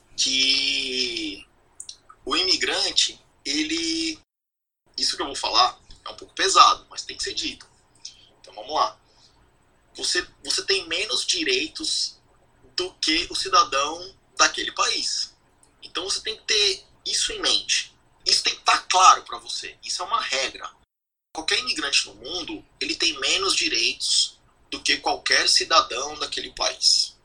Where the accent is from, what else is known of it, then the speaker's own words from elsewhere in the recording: São Paulo, Brazil; first language Portuguese; moved away as an adult; now in New Zealand; eu sou nascido e criado em São Paulo